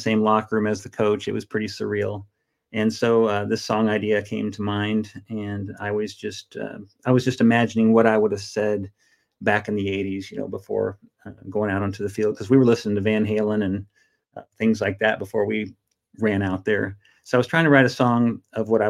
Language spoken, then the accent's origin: English; Wood River, Illinois, United States; I grew up in Wood River, Illinois.